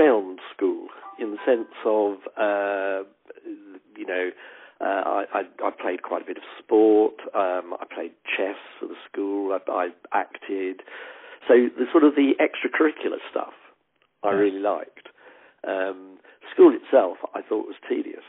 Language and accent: English; Waltham Cross, East of England, United Kingdom; moved away as an adult; also born or lived in Plaistow, East London / Worcester; now in London, United Kingdom; we lived in Waltham Cross, which is in South Hertfordshire, very much North London, really, in cultural terms